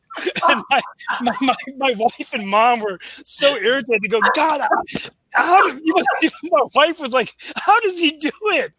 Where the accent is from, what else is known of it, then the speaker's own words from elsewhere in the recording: North Carolina, United States; And she goes, where are you from? And I said, Senator, I'm from North Carolina.